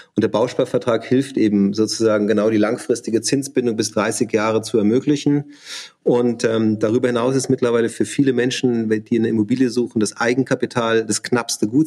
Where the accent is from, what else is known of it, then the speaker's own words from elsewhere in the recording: south of Munich, Bavaria, Germany; moved away as an adult; also born or lived in Augsburg / Schwäbisch Hall / Hamburg; ich bin im, im, in Bayern aufgewachsen, also im Süden von München